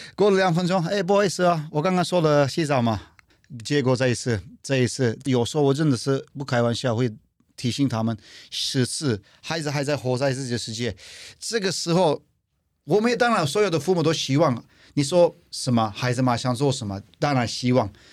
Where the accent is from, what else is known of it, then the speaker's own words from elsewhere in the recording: Turkey; Chinese is a second language; moved away as an adult; now in Taiwan; 来自土耳其